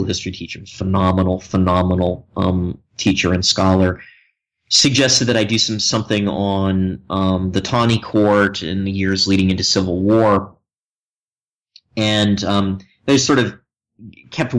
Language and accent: English; Philadelphia, Pennsylvania, United States; moved away as an adult; also born or lived in New York; now in Chapel Hill, United States; I grew up outside of Philadelphia, and so I think of myself as a Philly boy